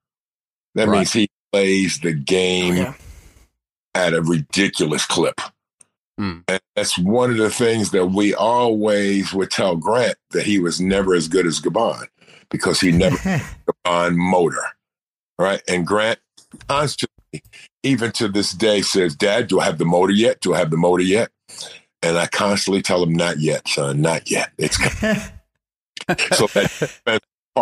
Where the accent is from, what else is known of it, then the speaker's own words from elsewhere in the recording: New York City, New York, United States; I grew up in New York City with the best basketball players on the planet in my time